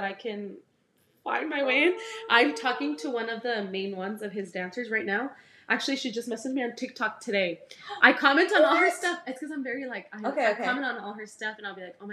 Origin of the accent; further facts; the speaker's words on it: El Paso, Texas, United States; as soon as we'd say El Paso